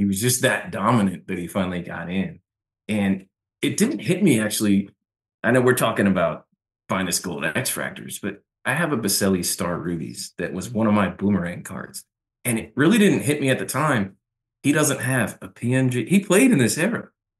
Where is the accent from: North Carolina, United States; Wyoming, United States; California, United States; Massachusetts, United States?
Massachusetts, United States; Boston; moved away as an adult; now in Jacksonville, United States; I just turned 48 last week. So I've been here about 24 years and I grew up in Boston. And I've spent about the same amount of time in both cities. I came down here to Jacksonville to go to college.